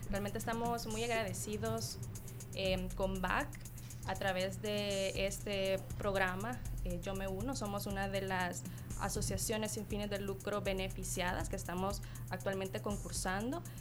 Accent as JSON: {"language": "Spanish", "country": "El Salvador"}